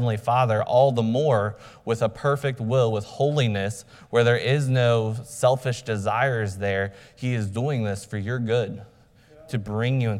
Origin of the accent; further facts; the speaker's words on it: United States; as American believers